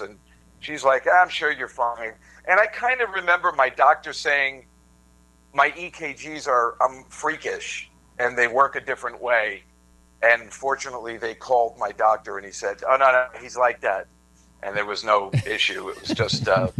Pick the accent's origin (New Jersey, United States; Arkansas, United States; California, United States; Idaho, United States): New Jersey, United States; Edison; I'm from Edison